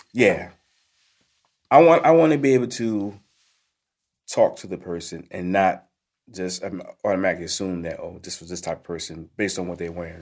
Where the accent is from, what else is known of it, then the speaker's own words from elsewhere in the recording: Newark, New Jersey, United States; also born or lived in Irvington, New Jersey; born and raised in Newark